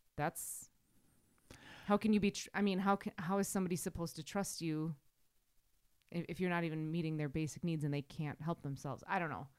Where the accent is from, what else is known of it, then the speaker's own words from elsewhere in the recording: Wisconsin, United States; accent: Wisconsin, Midwestern; my Wisconsin accent